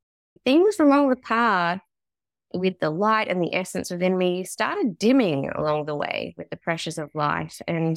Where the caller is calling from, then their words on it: Australia; I'm tuning in from Australia.